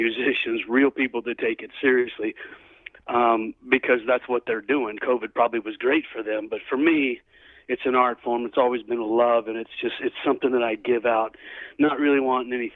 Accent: Oklahoma, United States; also born or lived in Dallas, Texas; now in California, United States; I grew up in Texas, grew up in Oklahoma, was born in Dallas.

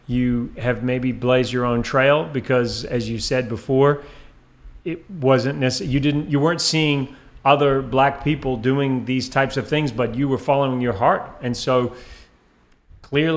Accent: Antigua & Barbuda; moved away; I was one of the only white kids in my class growing up when I grew up in Antigua. And at certain points in my life, I lived there for about 8 years

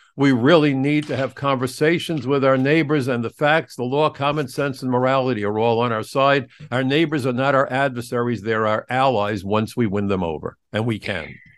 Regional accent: New York City, New York, United States; it was my hometown

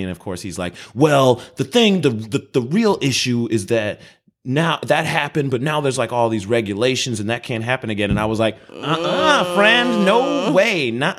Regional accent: Chicago, Illinois, United States; I mean, we're in the Midwest. We're both from Chicago.

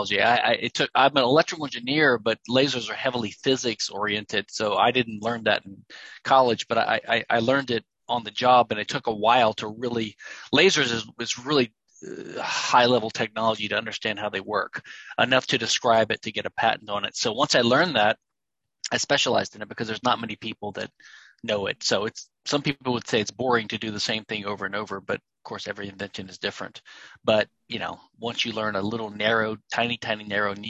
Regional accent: Louisiana, United States; also born or lived in London / Pennsylvania; now in Houston, United States; I'm from Louisiana, a neighboring state here to Texas

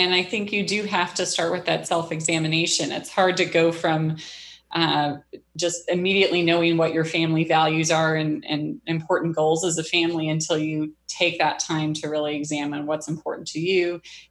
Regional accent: Wisconsin, United States; also born or lived in Missouri; I grew up predominantly in Wisconsin. I moved around a lot as a little girl and then settled in Missouri.

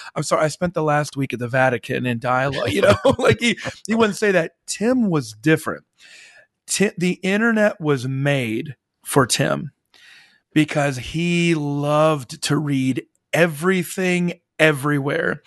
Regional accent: Midwest, United States; now in the South, United States; I live in the South and I grew up in the Midwest

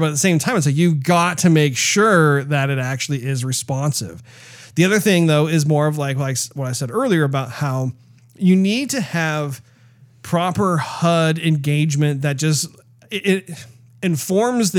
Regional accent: United States; as an American

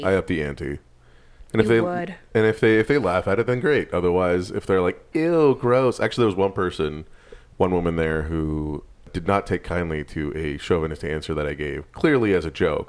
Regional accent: New York, United States; I'm from New York, and it's so hard to meet people here.

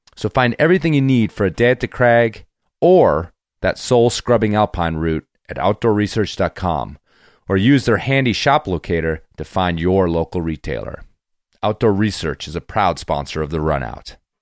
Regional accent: United States; we're from the States

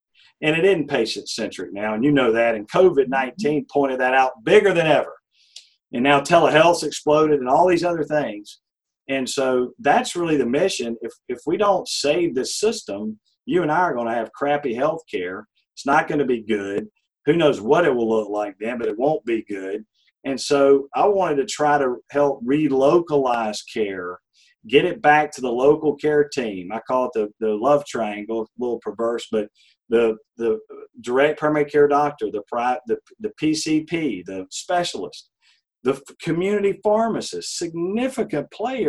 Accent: Georgia, United States; I grew up in a small town. I know I sound like I'm from New York City, but I'm not, just not to shock you. But I grew up in middle Georgia

